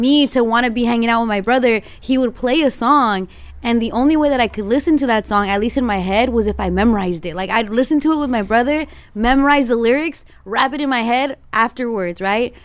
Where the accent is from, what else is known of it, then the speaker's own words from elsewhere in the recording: Glendale, California, United States; I grew up in Glendale